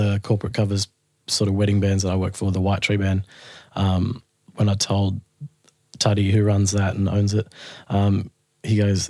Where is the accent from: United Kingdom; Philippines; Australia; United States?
Australia; Sydney, New South Wales; And grew up in the Sutherland Shire, where I still live at the moment.